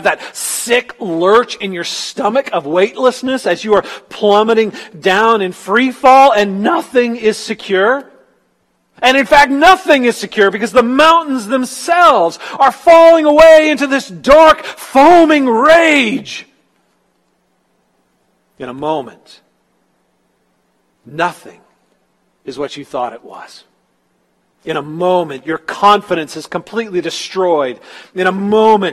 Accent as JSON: {"language": "English", "region": "Northern California", "country": "United States", "tie": "born or raised there", "moved": "yes", "said": "especially in Northern California where I was."}